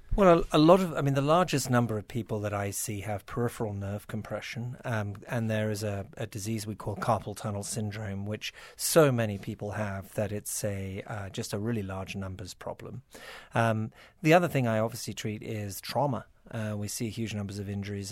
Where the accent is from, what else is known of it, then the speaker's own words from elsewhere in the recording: United Kingdom; moved away as an adult; also born or lived in Toronto, Canada; now in United States; I was born in Toronto, not so far away. But yes, I was gro-, I did grow up in, in Britain and, uh, worked in the British National Health for twelve years